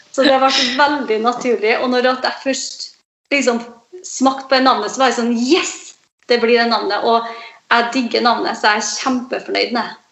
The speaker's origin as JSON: {"language": "Norwegian", "town": "Aure", "region": "Møre og Romsdal", "country": "Norway", "tie": "born or raised there", "also_born_or_lived": "Trondheim", "moved": "yes", "said": "min eh, frisørkarriere starta i hjembygda mi, i Aure."}